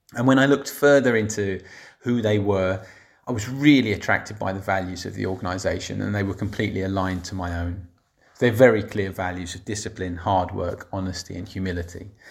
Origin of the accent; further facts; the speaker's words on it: Barnet, London, United Kingdom; moved away as an adult; I grew up in Barnet, in the local authority